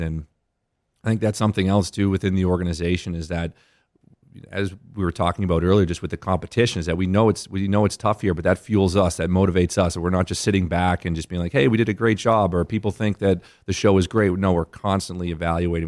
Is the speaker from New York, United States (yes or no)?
no; Boston, Massachusetts, United States; moved away as an adult; now in Las Vegas, United States; growing up in Boston